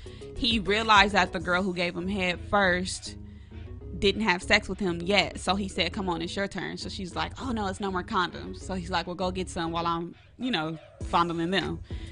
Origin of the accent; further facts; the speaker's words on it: Los Angeles, California, United States; I'm from Los Angeles. LA native.